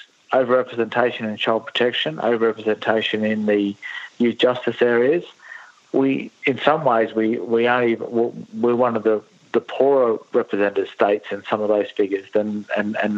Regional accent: Bundaberg, Queensland, Australia; moved away as an adult; also born or lived in Shepparton, Victoria / Canberra; now in Victoria, Australia; I'm originally from Bundaberg in Queensland, but I moved down to Shepparton nearly 30 years ago now

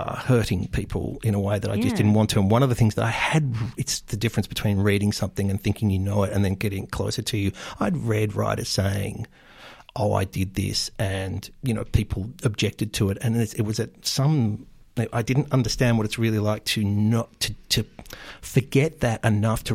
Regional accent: Australia; growing up in Australia in the 1970s

